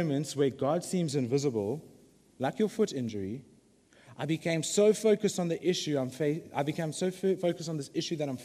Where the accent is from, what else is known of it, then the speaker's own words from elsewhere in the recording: Durban, KwaZulu-Natal, South Africa; I'm from the Bluff